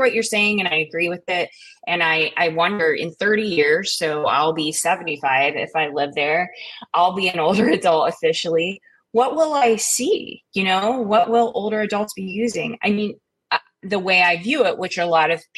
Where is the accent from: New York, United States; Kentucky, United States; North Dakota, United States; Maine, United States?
Kentucky, United States; Eastern; I grew up in Eastern Kentucky. It was a dry county for most of my life